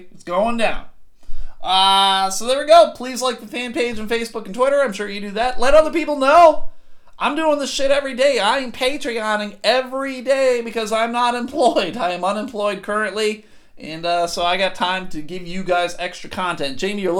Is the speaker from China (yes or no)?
no; Saginaw, Michigan, United States; I was born in Saginaw in 69 and basically lived here my whole life except when I went to the University of Michigan.